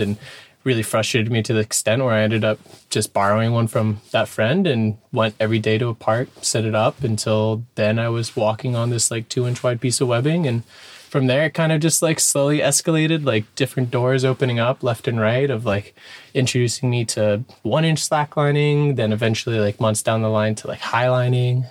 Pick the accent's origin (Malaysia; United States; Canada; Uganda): United States; Dana Point, California; I'm from Dana Point, Southern California, born and raised